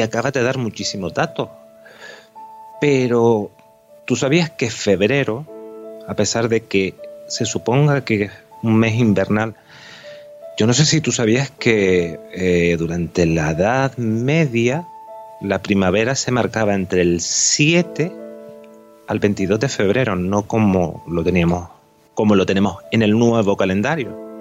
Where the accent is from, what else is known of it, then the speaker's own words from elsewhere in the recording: Canary Islands, Spain; yo soy canario